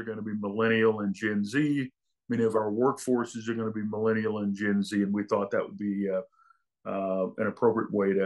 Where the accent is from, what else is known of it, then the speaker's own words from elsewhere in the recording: St. Louis, Missouri, United States; I grew up in St. Louis, Missouri, working class family